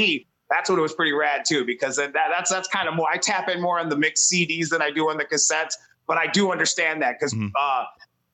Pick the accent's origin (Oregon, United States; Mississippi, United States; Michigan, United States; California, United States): Michigan, United States; Detroit; we grew up in the city